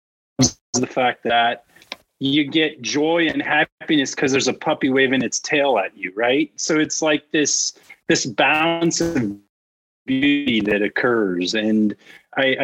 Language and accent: English; Cupertino, California, United States; moved away as an adult; also born or lived in Maryland; I was born and raised in Cupertino. Los Gatos was my backyard.